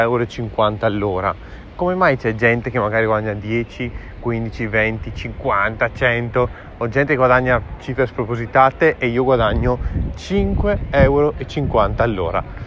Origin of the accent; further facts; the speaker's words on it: Verona, Veneto, Italy; sono davanti all'Arena di Verona, la mia città natale